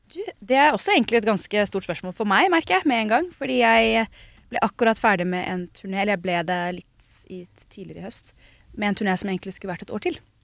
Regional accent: United States; hjemme i Statene

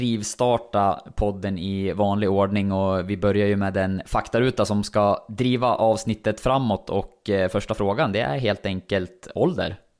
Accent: Sundsvall, Västernorrland County, Sweden; Som Sundsvallsbo

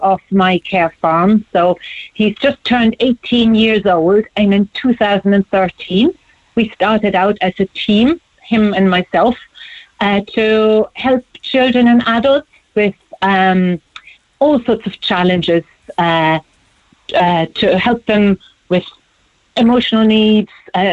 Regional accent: Germany; moved away as an adult; now in Ireland; Born and raised in Germany, but then I moved here in the late 90s

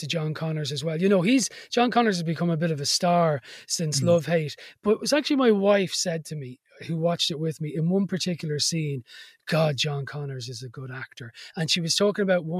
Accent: Dublin, Leinster, Ireland; I grew up in Dublin

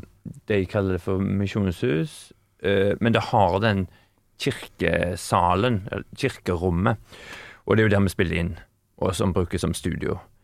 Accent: Haugesund, Rogaland, Norway; now in Sweden; nå er jeg fra Haugesund

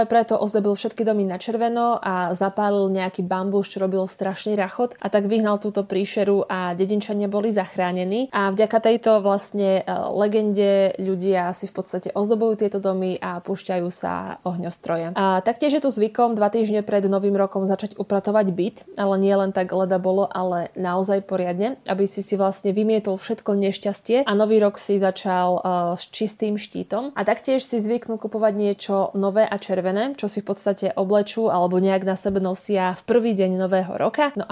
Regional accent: Slovakia; keď povieme, že sme zo Slovenska

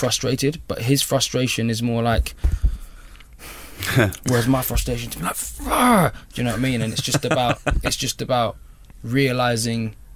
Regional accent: London, United Kingdom; when I grew up in Labrick Grove, it was not fun

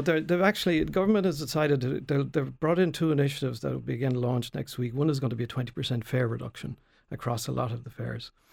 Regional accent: Tramore, Munster, Ireland; I was born in Tremor, uh, went off to University of Limerick

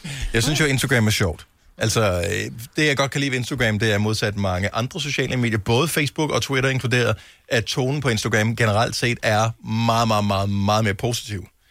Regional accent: Funen, Southern Denmark, Denmark; moved away as an adult; now in Copenhagen, Denmark; jeg er jo selv opvokset på Fyn

